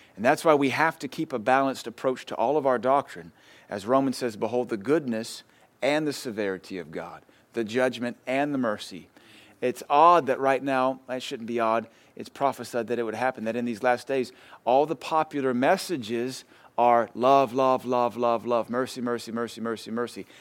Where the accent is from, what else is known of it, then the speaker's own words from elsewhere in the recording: United States; us as Americans